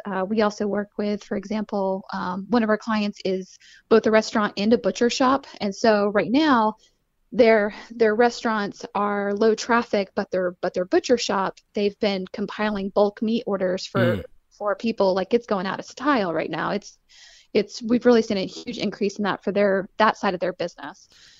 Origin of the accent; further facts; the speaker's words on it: Hayesville, North Carolina, United States; So, I mean, I grew up in Hayesville, North Carolina, so right here in Western North Carolina. And so I grew up in a farming community.